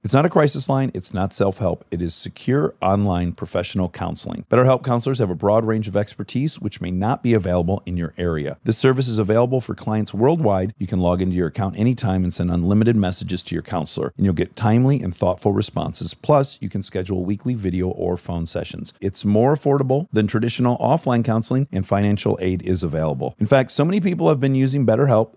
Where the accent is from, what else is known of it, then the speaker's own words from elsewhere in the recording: Detroit, Michigan, United States; moved away; I grew up in Detroit